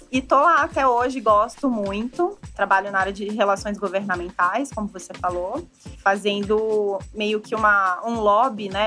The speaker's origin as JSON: {"language": "Portuguese", "country": "Brazil", "said": "nós como brasileiros"}